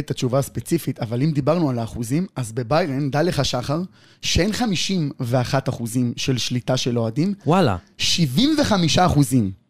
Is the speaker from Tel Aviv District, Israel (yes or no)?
yes; Tel Aviv, Tel Aviv District, Israel; או שכונת התקווה, שאני חובב את האיצטדיון הזה ברמות, אני גדלתי שם